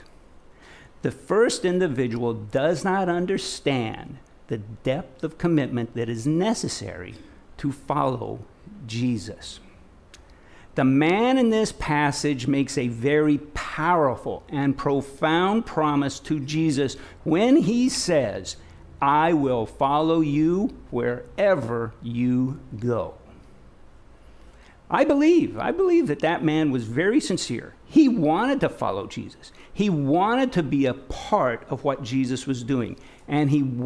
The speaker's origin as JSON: {"language": "English", "region": "Nebraska", "country": "United States", "tie": "born or raised there", "moved": "yes", "said": "I'm from Nebraska. I'm from the Midwest. Grew up on a small farm out in the middle of nowhere."}